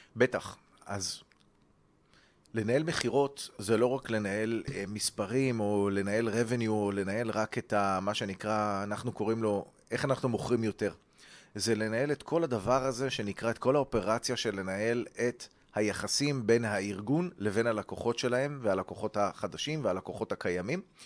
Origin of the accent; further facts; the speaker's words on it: Ra'anana, Central District, Israel; מה שנקרא ברון אנד רייס ברעננה